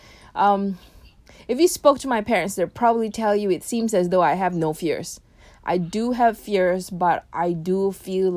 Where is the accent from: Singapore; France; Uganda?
Singapore; accent: British accent; moved away as an adult; also born or lived in Philippines; now in Berkeley, United States; I was born and raised in Singapore. Specifically, I grew up literally on the 24th story of a HDB in Toa Payoh